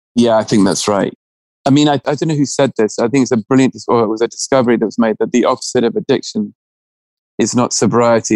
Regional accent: England, United Kingdom

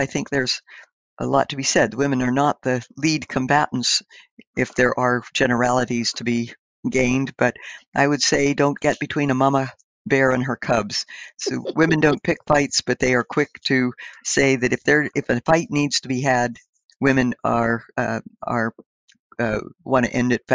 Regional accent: Indiana County, Pennsylvania, United States; We grew up on a little subsistence farm in the hills of Pennsylvania, Indiana County, Pennsylvania

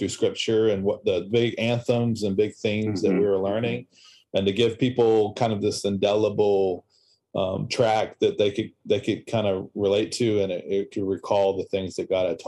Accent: near Disney World, Florida, United States; moved away; I grew up near Disney World for a little while

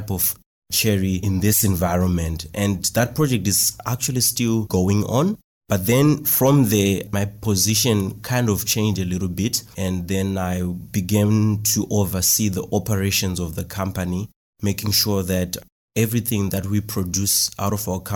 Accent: Marondera, Mashonaland East, Zimbabwe; I'm from Marondera in Zimbabwe.

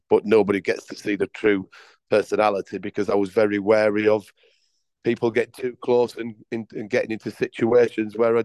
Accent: Leeds, Yorkshire and the Humber, United Kingdom; moved away as an adult; also born or lived in Leicester; now in Bengaluru, India; I was brought up in Yorkshire, Leeds, and where I started as a 14-year-old player

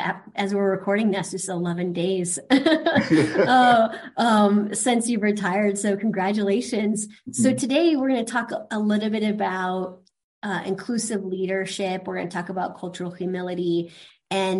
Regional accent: Iowa, United States; moved away as an adult; also born or lived in North Carolina; now in Minnesota, United States; we grew up in Iowa and then we moved to North Carolina

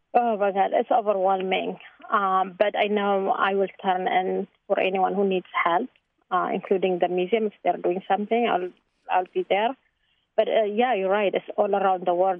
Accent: Tigray, Ethiopia; now in Chicago, United States; I'm from Tigray.

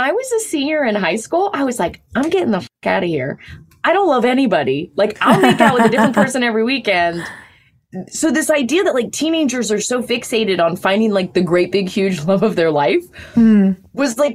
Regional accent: the South, United States; I'm from the South

